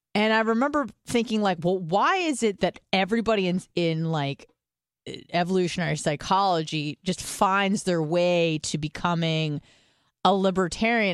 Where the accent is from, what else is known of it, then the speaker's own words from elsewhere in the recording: California, United States; I'm from California